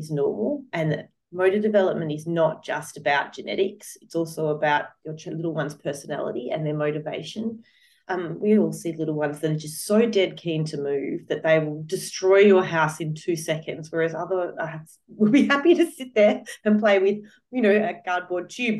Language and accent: English; Australia; I'm from Australia, so I speak in an Australian context